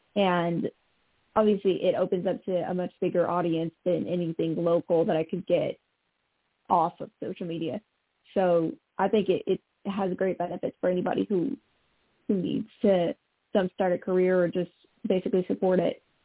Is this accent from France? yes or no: no; Montreal, Quebec, Canada; I'm from the province of Quebec, actually, so I'm French Canadian, and I I was born on the island of Montreal